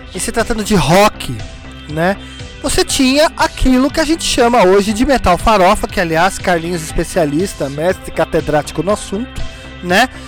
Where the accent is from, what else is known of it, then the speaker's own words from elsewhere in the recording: São Paulo, Brazil; Sempre morei em Pirituba